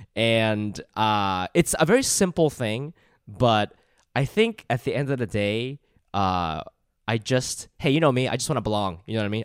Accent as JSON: {"language": "English", "region": "Ohio", "country": "United States", "tie": "born or raised there", "moved": "as an adult", "said": "I grew up in Ohio"}